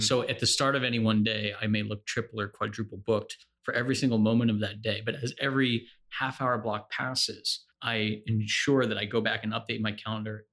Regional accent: New Jersey, United States; I'm from New Jersey

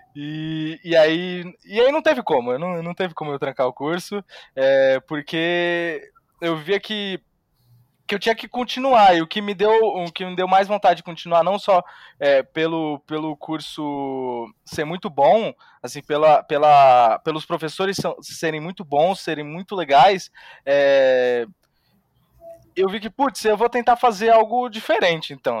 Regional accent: Santos, São Paulo, Brazil; eu sou de Santos

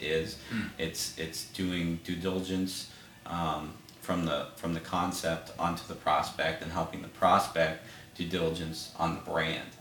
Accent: Cleveland, Ohio, United States; also born or lived in Worcester, Massachusetts; I was born in Massachusetts, but I've been in Cleveland since I was 9, so Cleveland's home

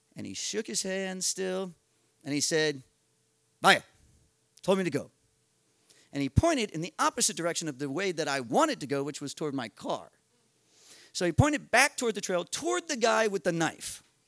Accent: United States; I'm an American in Paraguay

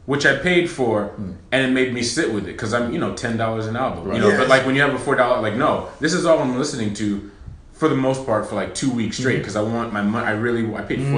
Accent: Amherst, Massachusetts, United States; I'm from Amherst

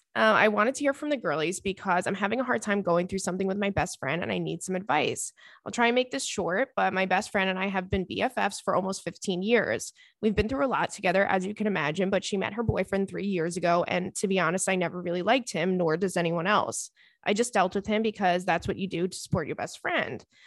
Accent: New York, United States; I grew up in New York

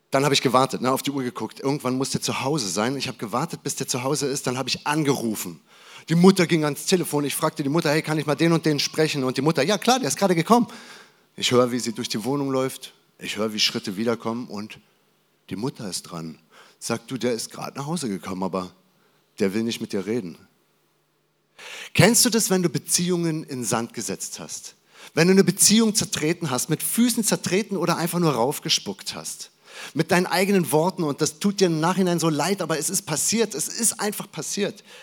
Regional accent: Berlin, Germany; born there; Ich bin in Berlin geboren und äh, wir hatten dort ein Haus und das war ein, ein schönes, es war so ein, ein äh, wie nennt man das, ein, ein, ein Alt-Berliner äh, Haus in irgendeiner Straße halt.

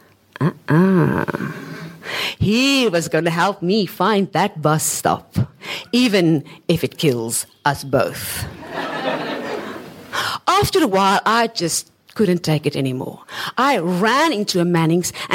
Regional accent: South Africa; moved away as an adult; now in Hong Kong; as a South African

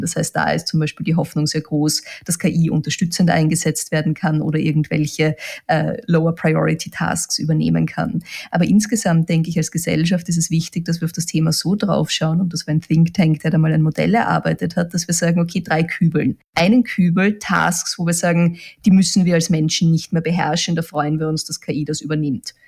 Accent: Austria; bei uns in Österreich

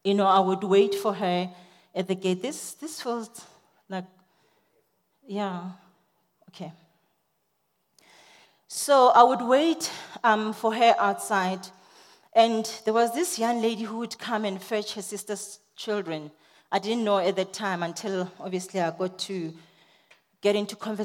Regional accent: South Africa; I'm a South African girl

